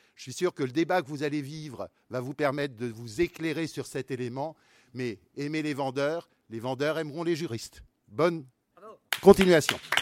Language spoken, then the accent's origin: French; Brittany, France; moi je suis breton aussi, provincial